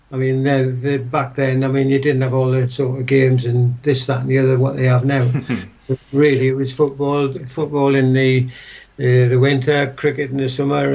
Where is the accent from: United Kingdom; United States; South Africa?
United Kingdom; Newcastle, North East England; Same as anywhere else, I suppose. We lived in a council house.